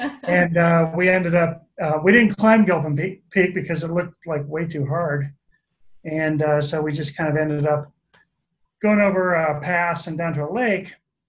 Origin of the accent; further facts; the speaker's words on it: Colorado, United States; I grew up in Colorado and, you know, been in the mountains or around the mountains my whole life.